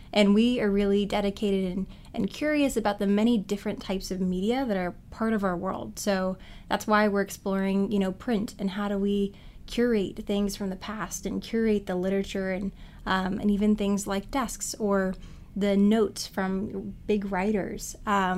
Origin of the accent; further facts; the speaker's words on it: Richmond, Virginia, United States; now in New York, United States; My hometown is Richmond, Virginia